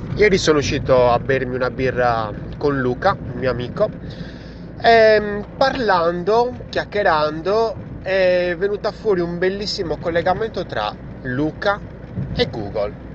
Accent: Sardinia, Italy; io sono sardo

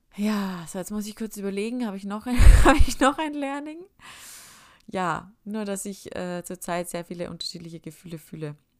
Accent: Upper Austria, Austria; moved away; bin ich heimgefahren nach Oberösterreich in meine Heimat

